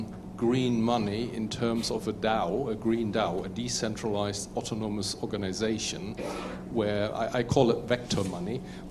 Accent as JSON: {"language": "English", "country": "Germany", "said": "I'm from Germany."}